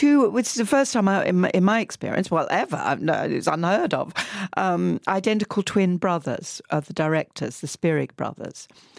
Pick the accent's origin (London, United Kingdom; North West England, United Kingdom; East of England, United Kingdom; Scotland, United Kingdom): East of England, United Kingdom; Southend-on-Sea; You know, in my hometown, my wonderful hometown of Southend-on-Sea, we used to have a little fun fair.